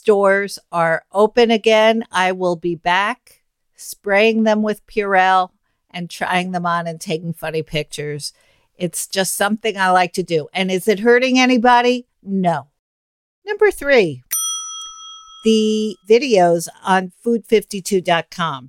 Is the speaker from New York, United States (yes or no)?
yes; New York City, New York, United States; I grew up in Manhattan